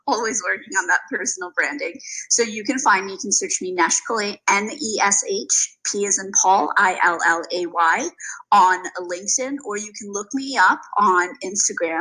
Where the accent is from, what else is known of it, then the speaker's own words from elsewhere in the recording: South Africa; Being South African